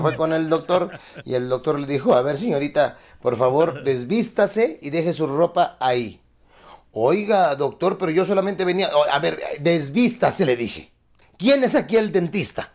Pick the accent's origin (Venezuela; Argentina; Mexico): Mexico; Acapulco, Guerrero; mi pueblo